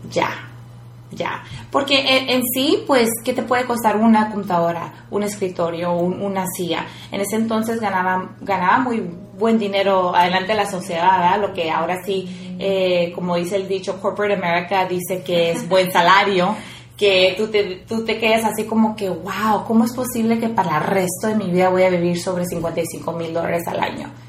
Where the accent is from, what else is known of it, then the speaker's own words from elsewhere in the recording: Mexico; moved away; yo vengo del rancho